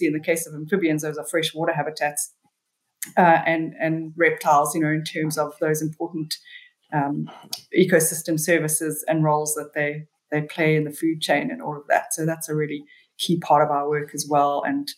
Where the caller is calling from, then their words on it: Durban, KwaZulu-Natal, South Africa; I'm calling from Durban, South Africa. It's pretty tropical here, always pretty warm and steamy